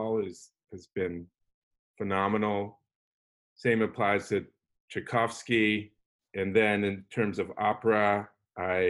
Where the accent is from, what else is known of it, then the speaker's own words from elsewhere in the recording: San Francisco, California, United States; growing up in San Francisco with my parents being involved with the arts